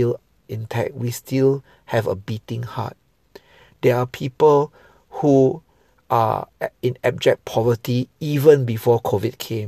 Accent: Singapore; I'm a Singaporean Chinese

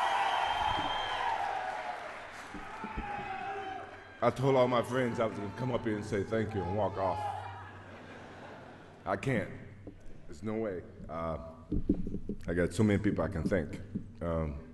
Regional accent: Wilmington, North Carolina, United States; I grew up in North Carolina, I was 11 years old

